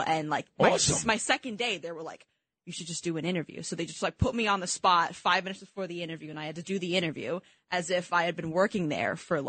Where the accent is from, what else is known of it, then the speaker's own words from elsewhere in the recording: East Coast, United States; growing up on the East Coast